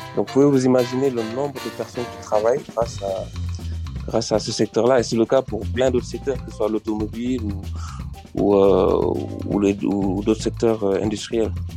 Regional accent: Senegal; moved away as an adult; also born or lived in France; Je suis sénégalais, mm-hmm. franco-sénégalais, je Je suis né au Sénégal où j'ai grandi

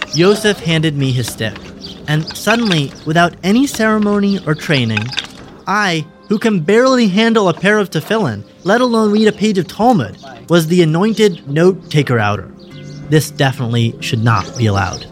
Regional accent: Western Massachusetts, United States; moved away as an adult; now in Israel; Growing up in the States

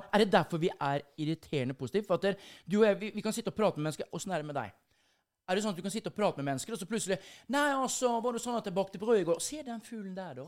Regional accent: Sarpsborg, Østfold, Norway; moved away as an adult; now in Bergen, Norway; jeg er jo stolt av eh, den hjemplassen min, Sarpsborg

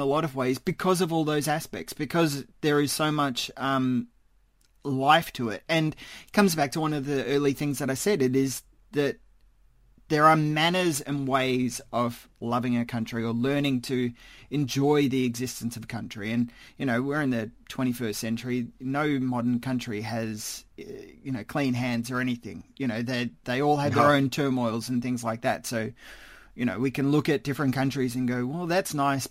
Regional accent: Australia; as an Australian

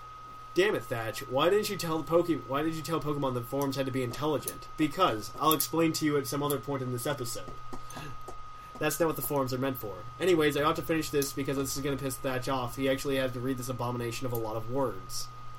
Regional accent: Tennessee, United States; I'm from Tennessee.

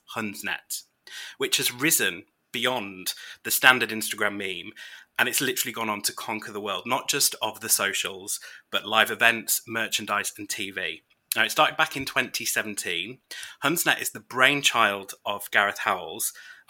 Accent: United Kingdom; I'm British.

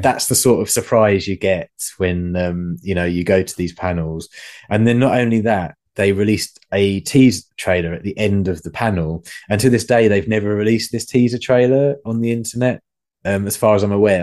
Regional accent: England, United Kingdom; being English

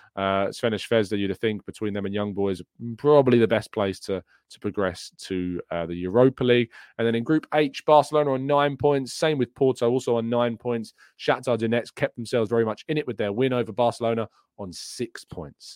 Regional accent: England, United Kingdom; I'm English

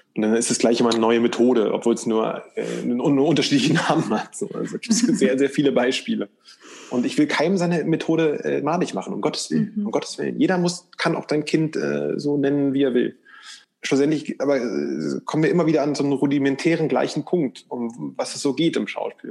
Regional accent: East Germany, Germany; ich komme aus der ostdeutschen Provinz, ähm, aus dem sogenannten Plattenbau-Satellitenstadt

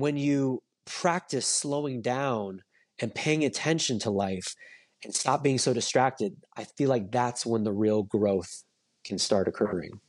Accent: Orange County, California, United States; moved away as an adult; also born or lived in New York; I grew up in Orange County, California, and I, I moved to New York to go to N Y U for college.

